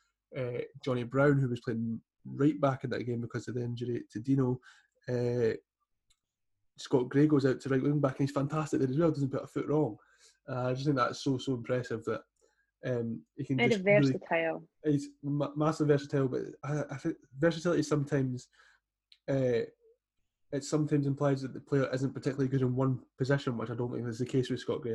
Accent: Newtongrange, Scotland, United Kingdom; now in Gorebridge, United Kingdom; I have lived for the majority of my life in Newton Grange. Went to Knitting Primary

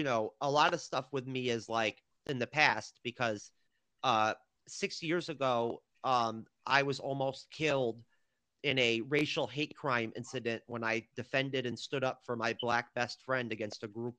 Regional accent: near Cooperstown, New York, United States; I'm from near Cooperstown, New York

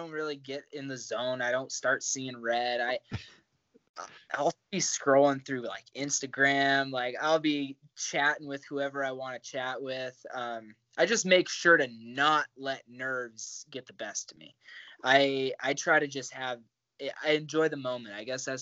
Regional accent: Great Falls, Montana, United States; also born or lived in Kansas; I grew up in Kansas. I lived in Great Falls long enough to say I'm from here. I graduated from high school here.

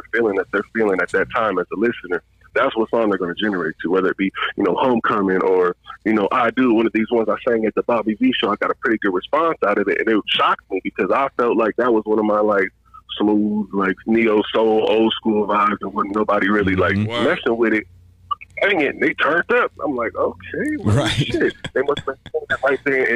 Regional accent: Detroit, Michigan, United States; moved away; I grew up in Detroit

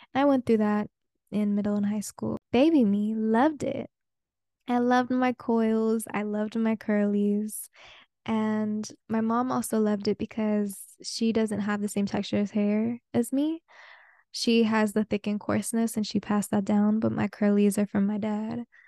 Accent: the Bay Area, California, United States; first language Spanish; English is a second language; moved away; I am a Bay girl through and through and through and through

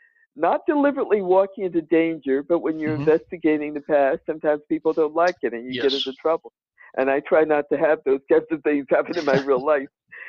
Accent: Danville, Virginia, United States; now in Albany, United States; Danville, Virginia, my hometown

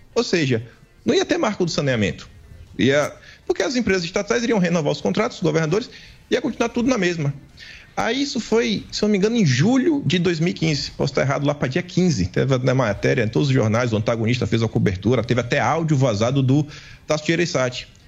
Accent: Bahia, Brazil; eu sou do Nordeste, né? da Bahia

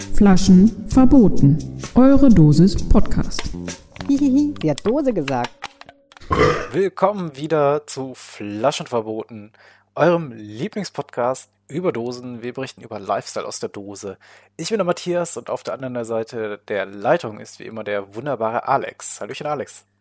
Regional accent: Paderborn, North Rhine-Westphalia, Germany; ich komme ja hier aus Paderborn

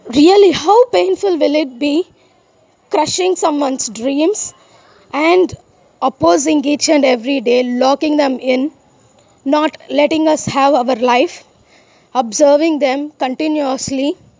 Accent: India

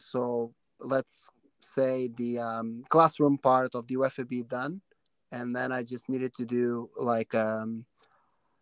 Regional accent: Portugal; now in Canada; a tournament in my hometown

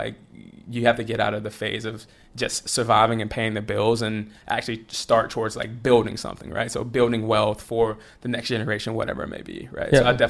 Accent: Rome, Georgia, United States; I went to college, ended up at Georgia Tech, which is like right down the street from Rome. It's about an hour away.

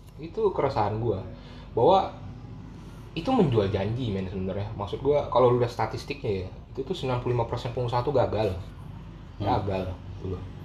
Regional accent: Pontianak, West Kalimantan, Indonesia; now in Jakarta, Indonesia; gue lahir di Kalimantan gitu ya Kalimantan Barat di sebuah kota namanya Pontianak

